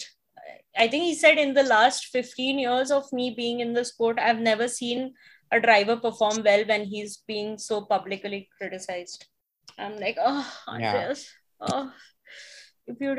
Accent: India; as an Indian

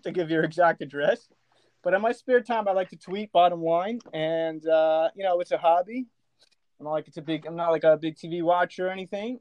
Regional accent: Elizabeth, New Jersey, United States; I am originally from Elizabeth, New Jersey.

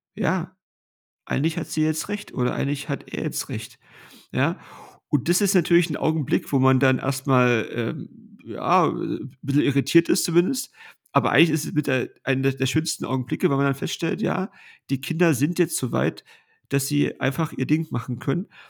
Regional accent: Kroppen, Brandenburg, Germany; getauft worden in unserer Familienkirche

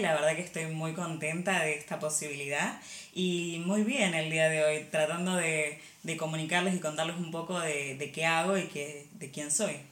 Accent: Argentina; moved away as an adult; now in Barcelona, Spain; Yo nací en Argentina, sí, ahí estudié diseño industrial y pasé unos años trabajando como diseñadora en Argentina

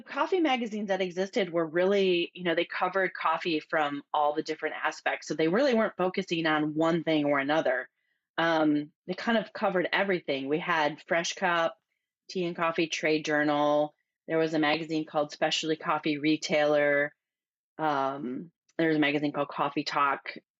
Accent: Midwest, United States; now in California, United States; So I grew up in the Midwest and went to college, and after graduating from college, I moved to California

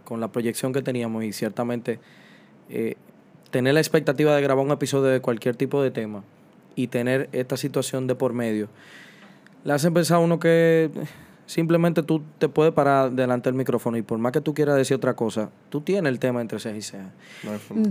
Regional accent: Dominican Republic; como sociedad dominicana

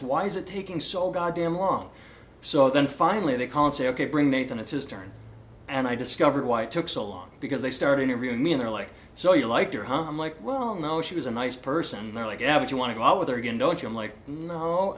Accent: Iowa, United States; people say, "Where are you from?" and I say Iowa

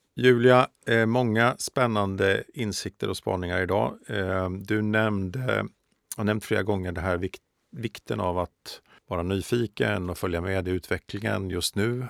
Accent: Östergötland, Sweden; landsbygdsperspektivet som jag står för som östgöte eh, och eh, boende i en mindre eh, by utanför Norrköping

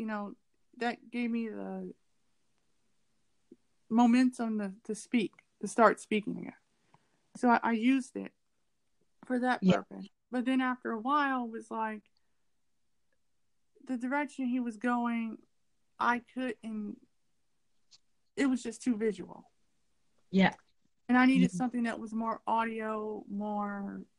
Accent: United States; I'm from America

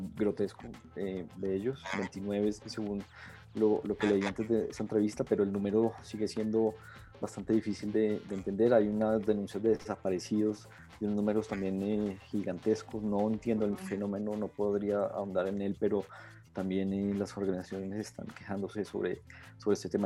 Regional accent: Colombia; Todos, todos los colombianos

